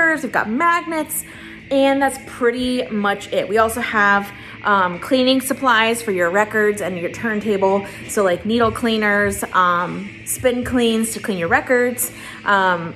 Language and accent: English; Lakeland, Florida, United States; my hometown of Lakeland, Florida